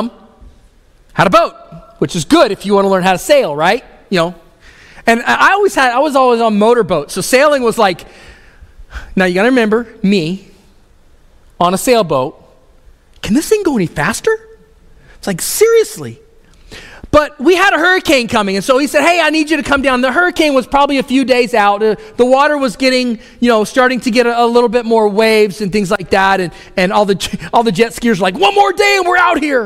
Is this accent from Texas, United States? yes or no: yes; Houston, Texas, United States; I grew up in Houston area, which is the Gulf Coast